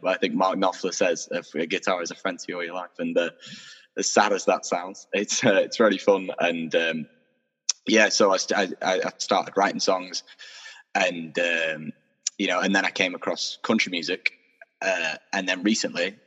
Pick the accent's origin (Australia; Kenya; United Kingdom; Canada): United Kingdom; Doncaster, Yorkshire and the Humber; also born or lived in Sheffield; I was born and raised in Doncaster